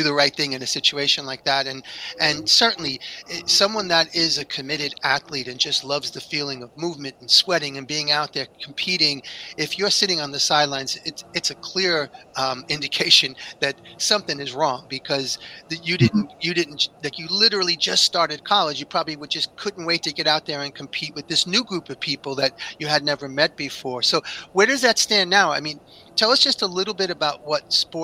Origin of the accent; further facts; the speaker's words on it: New York, United States; I grew up in New York